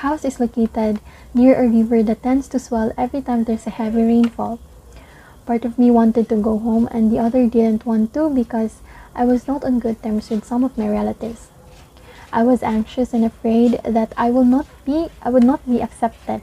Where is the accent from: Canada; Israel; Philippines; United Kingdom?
Philippines; Dumaguete, Negros Oriental; moved away; I'm a gen from Dumaguete